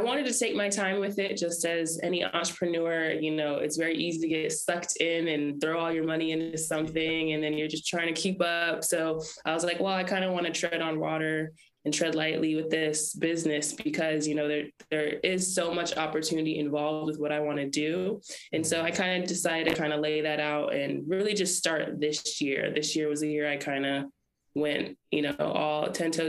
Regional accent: Lapwai, Idaho, United States; We're all Nimi Poo from, you know, Lapway, Idaho

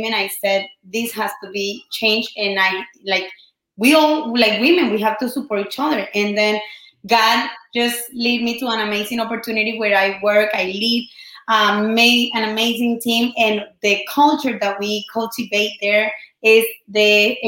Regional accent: Colombia; first language Spanish; English is a second language; moved away; I've been, you know, just here in this country for 13 years. I'm from Colombia

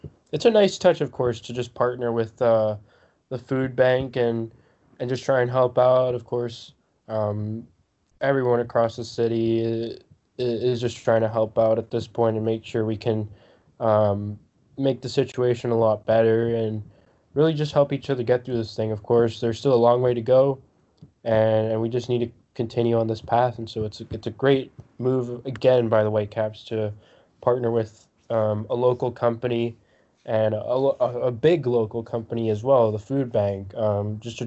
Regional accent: Vancouver, British Columbia, Canada; me growing up in Vancouver, I would go a lot to the aquarium

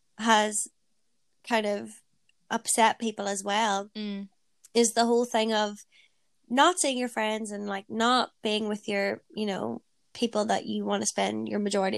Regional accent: Ireland; now in Manchester, United Kingdom; because I live away in Manchester and I'm obviously from Ireland.

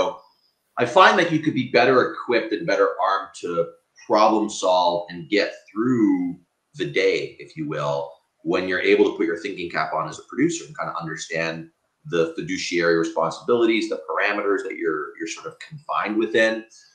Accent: Canada; I'm Canadian

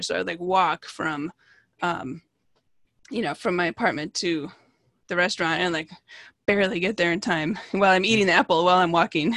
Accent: Redmond, Washington, United States; also born or lived in Seattle / New York / Portland; I actually grew up, like, four blocks from where I live now

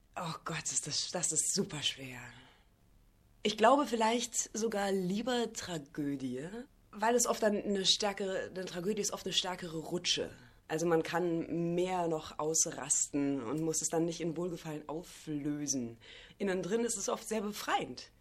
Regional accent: Bavaria, Germany; now in Rostock, Germany; Ich komme ja auch aus Bayern

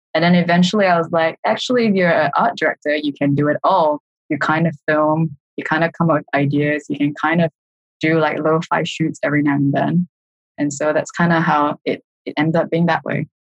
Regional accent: Singapore; moved away as an adult; that was back in Singapore. So uh, I'm Singaporean

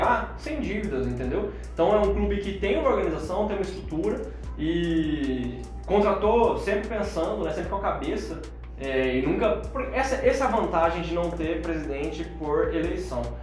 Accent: Cuiabá, Mato Grosso, Brazil; aqui em Cuiabá

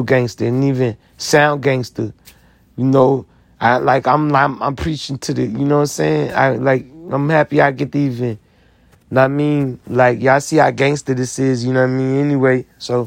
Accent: United States; I'm American. I sacrificed a lot to be American.

